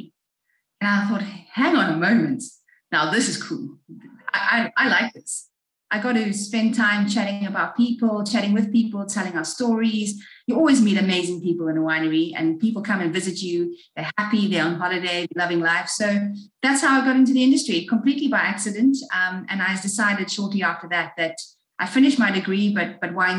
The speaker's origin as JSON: {"language": "English", "country": "South Africa", "tie": "born or raised there", "said": "I am South African born and bred"}